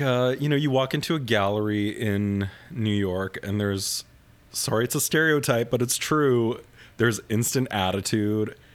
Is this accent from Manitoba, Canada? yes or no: yes; Winnipeg, Manitoba, Canada; moved away; I grew up in suburban Winnipeg